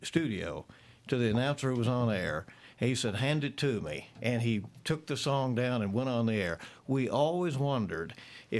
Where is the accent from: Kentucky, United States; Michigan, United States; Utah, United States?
Kentucky, United States; Williamsburg; now in Lexington, United States; went around Williamsburg, my hometown, and sold it on the streets on Saturday morning